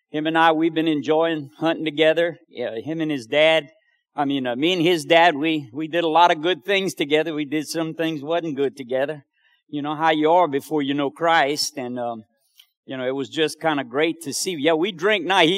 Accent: New York, United States; I'm from New York. You can tell by the accent.

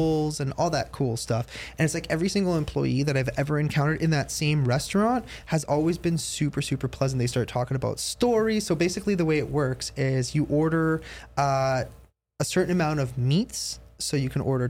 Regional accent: Canada; I'm from Canada

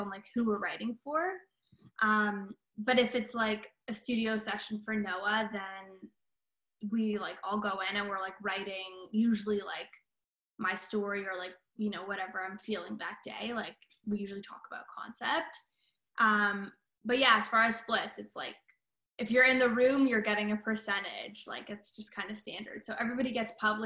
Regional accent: Toronto, Ontario, Canada; moved away as an adult; also born or lived in Boston / Los Angeles; I grew up in Toronto

